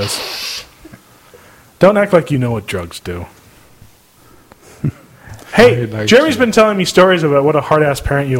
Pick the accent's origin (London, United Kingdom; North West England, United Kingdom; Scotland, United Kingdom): Scotland, United Kingdom; now in United States; I'm Scottish. I can say